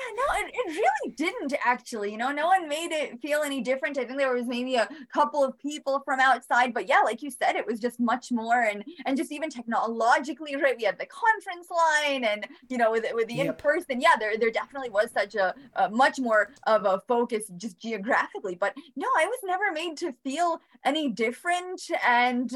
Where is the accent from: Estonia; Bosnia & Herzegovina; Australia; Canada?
Bosnia & Herzegovina; now in Albany, United States; I am originally from Bosnia. Came with my brother